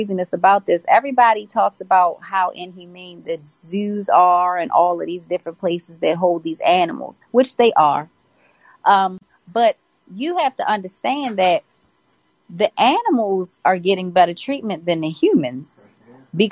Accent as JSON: {"language": "English", "town": "Baltimore", "region": "Maryland", "country": "United States", "said": "I'm from Baltimore City."}